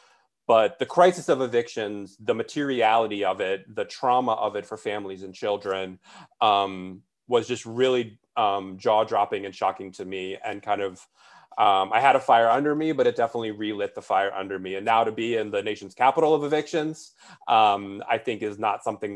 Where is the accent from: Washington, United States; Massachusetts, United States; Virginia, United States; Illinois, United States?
Virginia, United States; Alexandria; moved away as an adult; now in Richmond, United States; I'm from Alexandria. So I went to what was called T.C. Williams High School